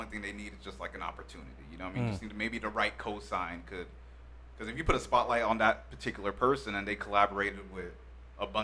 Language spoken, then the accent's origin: English; Anaheim, California, United States; I'm from Anaheim